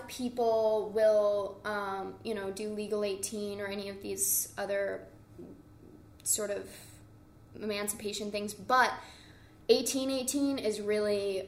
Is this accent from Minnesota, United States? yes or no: no; New Mexico, United States; I grew up in New Mexico